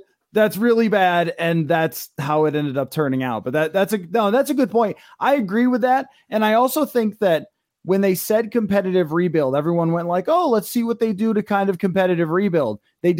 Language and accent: English; Buffalo, New York, United States; You played for the Buffalo Bills. I grew up in Buffalo.